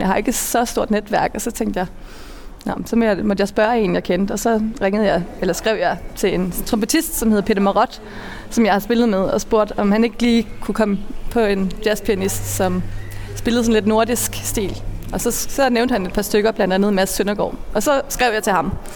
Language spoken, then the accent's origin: Danish; Funen, Southern Denmark, Denmark; moved away as an adult; also born or lived in Malmö, Sweden / Norway; now in Copenhagen, Denmark; Jeg er født og opvokset på Fyn